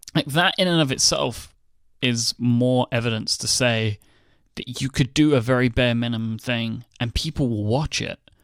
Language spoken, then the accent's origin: English; United Kingdom; I'm British